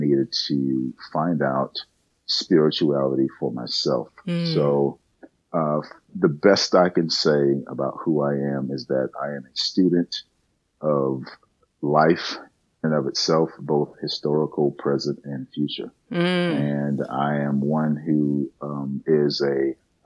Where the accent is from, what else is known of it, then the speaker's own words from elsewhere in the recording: South Carolina, United States; I grew up in South Carolina